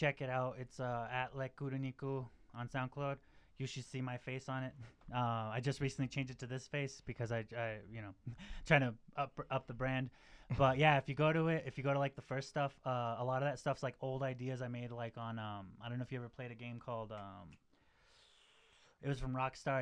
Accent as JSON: {"language": "English", "town": "Albuquerque", "region": "New Mexico", "country": "United States", "moved": "as an adult", "lives_now": "Santa Fe, United States", "said": "I'm initially from Albuquerque, New Mexico. I've lived here going on 11 years now"}